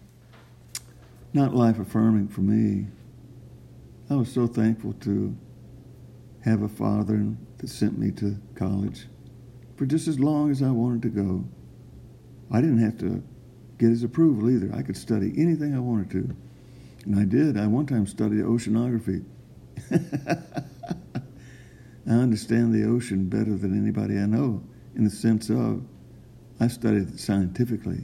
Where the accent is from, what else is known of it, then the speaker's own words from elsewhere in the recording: Hope, Arkansas, United States; also born or lived in East Texas; I'm from Hope, Arkansas